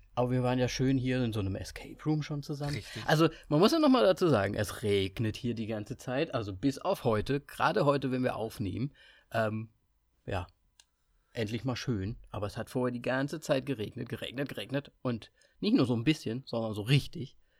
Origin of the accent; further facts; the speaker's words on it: Kassel, Hesse, Germany; moved away; Ich bin ja Österreicher, aber einfach in Kassel aufgewachsen